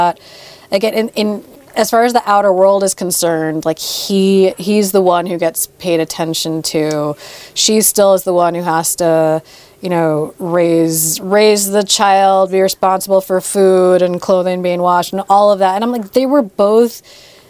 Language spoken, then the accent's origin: English; New York City, New York, United States; growing up in New York City